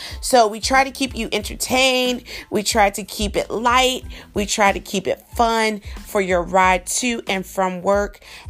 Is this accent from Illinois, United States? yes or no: no; South Carolina, United States; I'm from South Carolina. I know a lot of people ask me, are you sure about that? Because every time I tell somebody I'm from South Carolina, they're like, you don't sound like a South Carolinian.